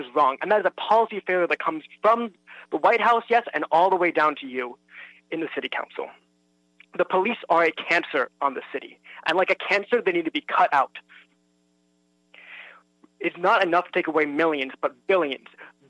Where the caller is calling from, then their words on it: Los Angeles, California, United States; I'm calling from the Adams-Normandy region of Los Angeles.